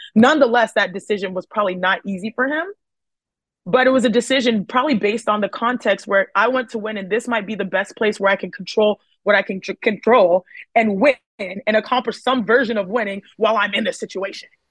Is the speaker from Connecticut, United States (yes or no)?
no; Houston, Texas, United States; growing up in Houston, Texas